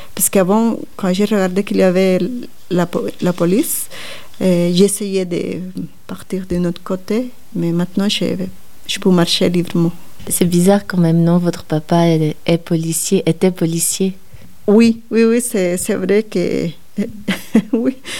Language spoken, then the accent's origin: French; Guatemala; French is a second language; moved away as an adult; now in Switzerland; quand je suis partie de Guatemala